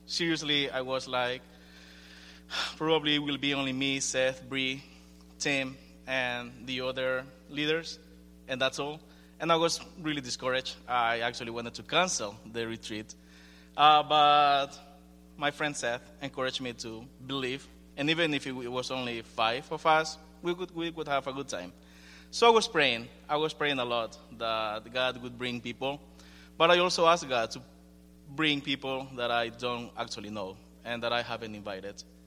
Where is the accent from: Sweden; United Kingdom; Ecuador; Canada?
Ecuador; moved away; I'm from Ecuador